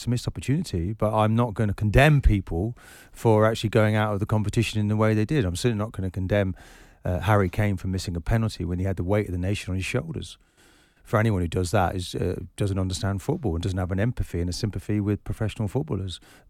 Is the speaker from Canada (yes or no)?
no; Scotland, United Kingdom; as a Scotsman, you give your eye teeth to achieve what we achieved in the World Cup.